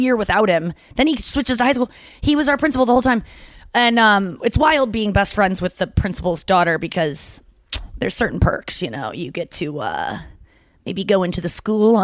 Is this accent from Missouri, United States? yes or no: yes; St. Louis, Missouri, United States; moved away; I said, St. Louis